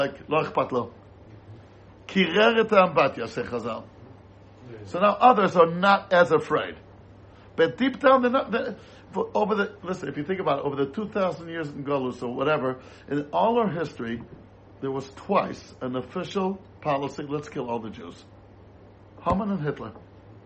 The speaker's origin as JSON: {"language": "English", "country": "United States", "said": "As an American"}